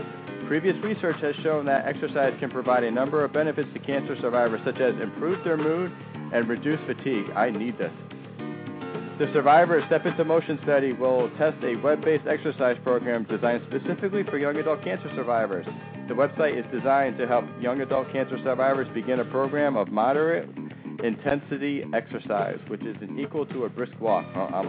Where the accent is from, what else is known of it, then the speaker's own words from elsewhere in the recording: Connecticut, United States; We have one in Connecticut, which is my hometown happy hour that Kristen and I will be at.